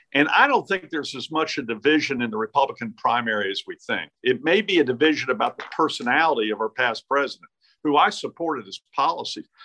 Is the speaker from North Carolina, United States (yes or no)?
yes; Greensboro, North Carolina, United States; I grew up in Greensboro, went to Ragsdale High School.